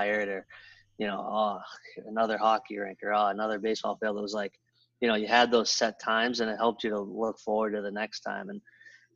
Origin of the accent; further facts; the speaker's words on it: Boston, Massachusetts, United States; I grew up in Boston, a lot of cousins and older brothers